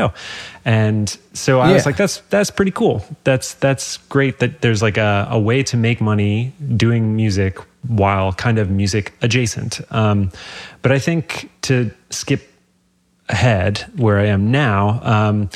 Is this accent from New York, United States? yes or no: yes; New York, United States; So I was living in New York. I'm from New York.